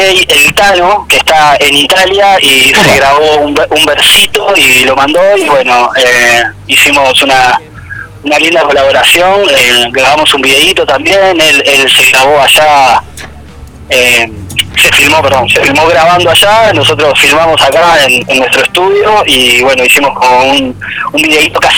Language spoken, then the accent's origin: Spanish; Ciudad de la Costa, Canelones, Uruguay; acá somos todos de Ciudad de la Costa, Solimar